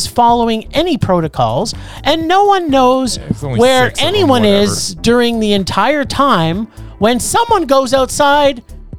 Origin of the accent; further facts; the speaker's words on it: Canada; I'm Canadian